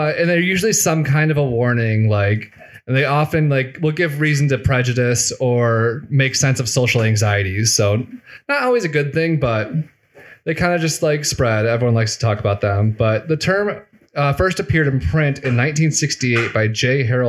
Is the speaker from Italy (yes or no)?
yes; Italy; English is a second language; Thank you. I'm from the Sparta region of Italy.